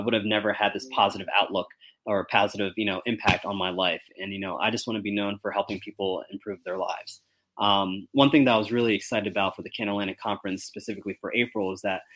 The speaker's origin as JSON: {"language": "English", "town": "Sicklerville", "region": "New Jersey", "country": "United States", "tie": "born or raised there", "also_born_or_lived": "Virginia", "moved": "yes", "lives_now": "Philadelphia, United States", "said": "I was born and raised in South Jersey, right? In Sicklerville, Camden County"}